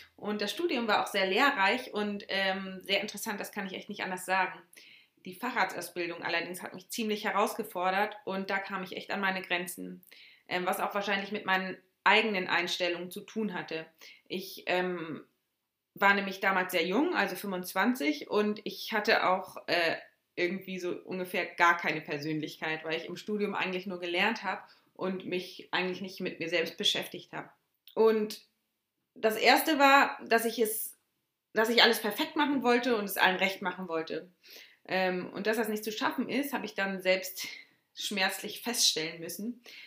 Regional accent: Schleswig-Holstein, Germany; Ich selbst bin sehr heimatverbunden und ähm, liebe Deutschland und Schleswig-Holstein

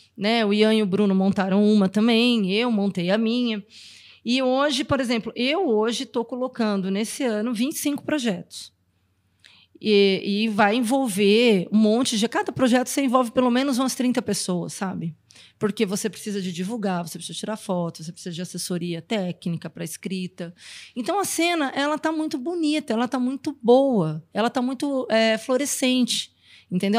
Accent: Brazil; eu morei fora do Brasil um tempo

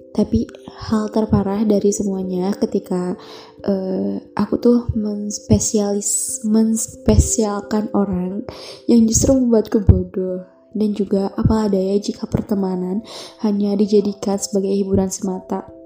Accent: Garut, West Java, Indonesia; asal dari Garut.

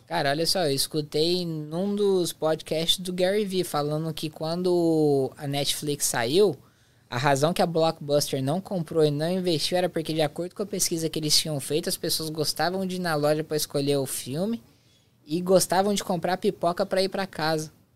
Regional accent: interior of Goiás, Brazil; moved away; eu sou do interior de Goiás

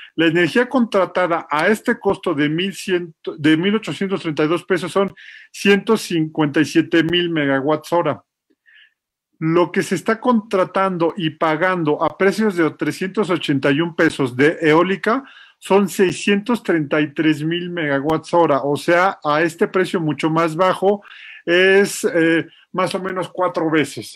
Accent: Mexico; yo estudié tres años de mi primaria en una escuela de petróleos mexicanos

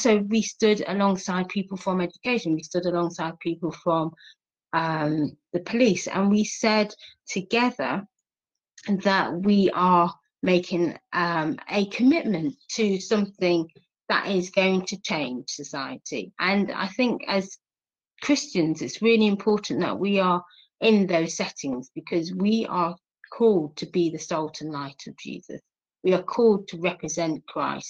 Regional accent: Nottingham, East Midlands, United Kingdom; I'm from Nottingham, born here, brought up here.

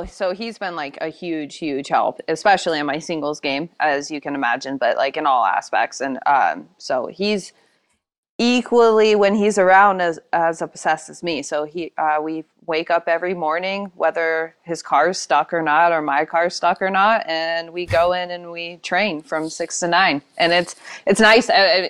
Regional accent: Spokane, Washington, United States; No, I'm from Eastern Washington, from Spokane.

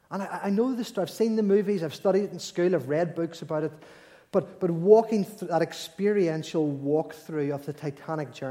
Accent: Belfast, Northern Ireland, United Kingdom; like we, you know, we all know we're from Belfast, we all know that the ship set sail

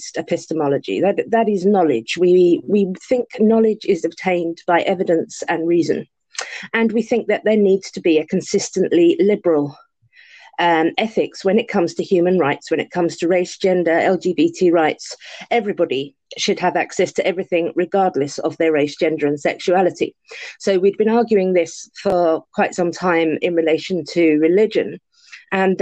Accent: London, United Kingdom; I'm a Londoner, so I say Ario.

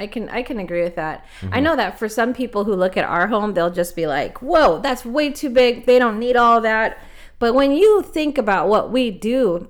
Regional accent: Los Angeles, California, United States; I'm originally from Los Angeles, and growing up, I didn't really see or feel that tug

